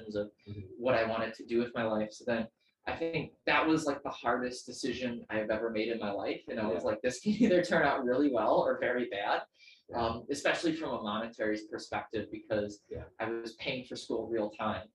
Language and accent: English; Greendale, Wisconsin, United States; moved away as an adult; now in Philadelphia, United States; Born in Wisconsin in a suburb of Milwaukee called Greendale